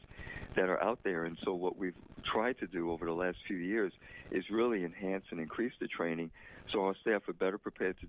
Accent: New York City, New York, United States; I was born in the Bronx

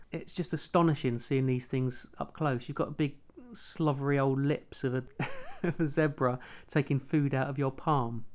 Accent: London, United Kingdom; I'm a television producer from London's trendy Walthamstow. Wasn't trendy when I grew up there

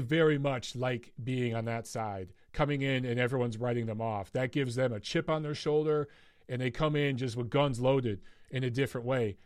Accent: Detroit, Michigan, United States; moved away; Detroit. That's my hometown

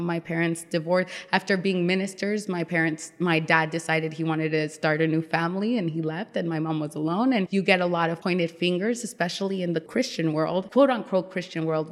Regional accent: Las Vegas, Nevada, United States; moved away as an adult; also born or lived in New York / Dominican Republic; now in Richmond, United States; I was actually born in New York. And then, I was raised in Las Vegas

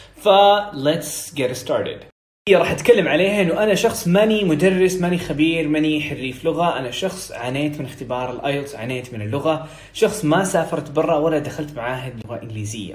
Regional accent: Saudi Arabia; accent: Saudi; أنا بتكلم سعودي، عشت بنت سعوديين وسعودي

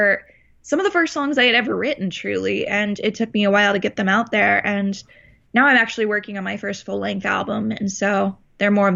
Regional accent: Parkland, Florida, United States; also born or lived in Texas, United States; now in Los Angeles, United States; we moved to Florida. And now I'm in California

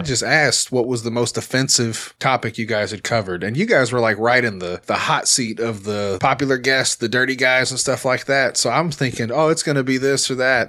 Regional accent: Little Rock, Arkansas, United States; I'm from Little Rock. Like, we're a pretty mixed bag here

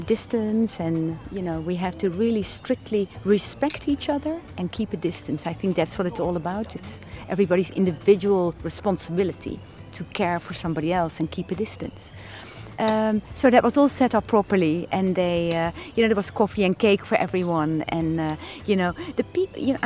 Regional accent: The Hague, South Holland, Netherlands; moved away as an adult; moved back after having lived abroad for 17 years. We moved back to The Hague

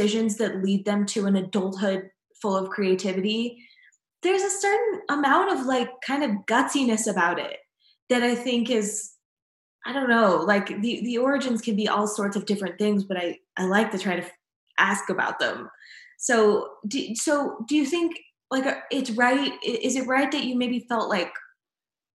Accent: Mesa, Arizona, United States; the Phoenix area, Mesa

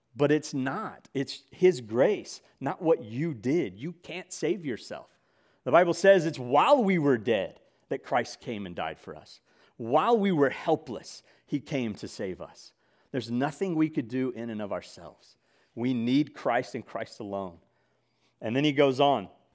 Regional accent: Mississippi, United States; I grew up in Mississippi.

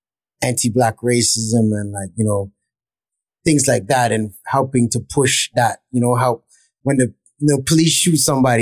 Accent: Toronto, Ontario, Canada; now in New York, United States; Yeah, I grew up in the West End.

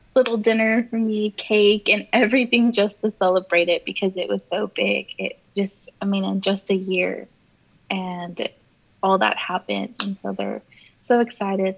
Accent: Corpus Christi, Texas, United States; I've been here, born and raised my entire life

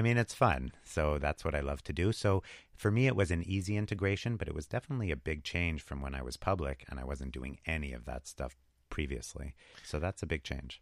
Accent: Montreal, Quebec, Canada; We, I think we're both from Montreal originally.

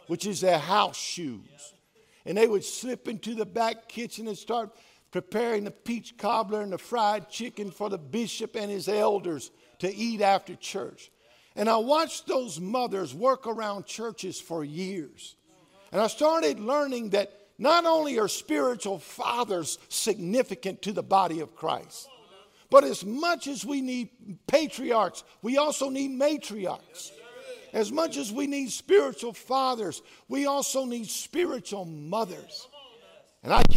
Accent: the South, United States; I was raised in the South and everything that comes with that.

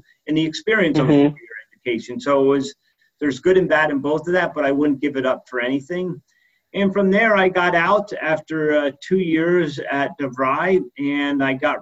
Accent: Poconos area, Northeast Pennsylvania, United States; moved away; I grew up in Northeast Pennsylvania in the Poconos area of Pennsylvania

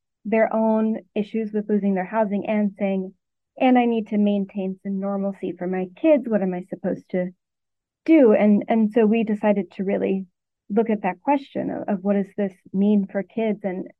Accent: Arkansas, United States; moved away as an adult; now in Connecticut, United States; Since then, I'm from Arkansas and worked there for 5 years, first as a reporter on the style desk and then on the investigative team, and moved up to Connecticut in 2021

